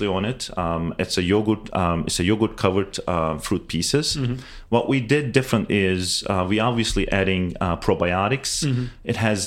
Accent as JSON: {"language": "English", "country": "Turkey", "moved": "yes", "lives_now": "United States", "said": "me and my business partner originally from Turkey"}